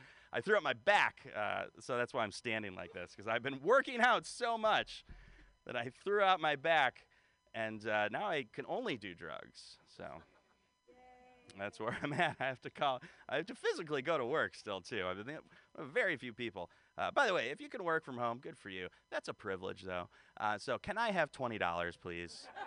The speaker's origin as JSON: {"language": "English", "town": "Detroit", "region": "Michigan", "country": "United States", "moved": "yes", "lives_now": "San Francisco, United States", "said": "I'm originally from Detroit"}